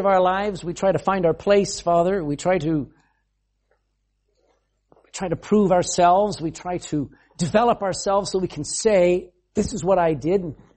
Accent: United States; being an American.

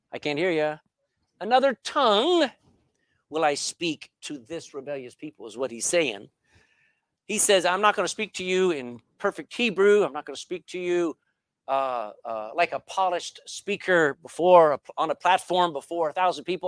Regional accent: Texas, United States; accent: Texan English; first language English; My mother tongue is English. All right, but not England English. It's Texan English

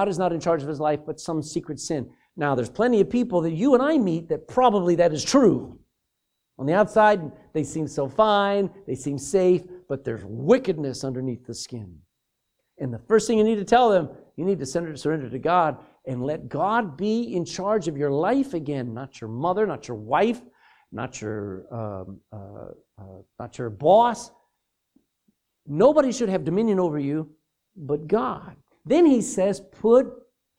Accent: Texas, United States; I'm a Texan

